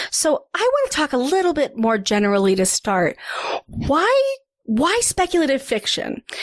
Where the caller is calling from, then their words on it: Denver, Colorado, United States; I'm calling from Denver, Colorado. Not that cool, but hey